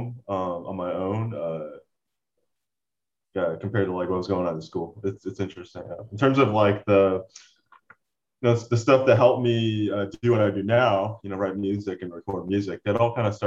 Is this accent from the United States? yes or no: yes; Port St. Lucie, Florida, United States; also born or lived in Orlando, Florida; Port St. Lucie, is where I grew up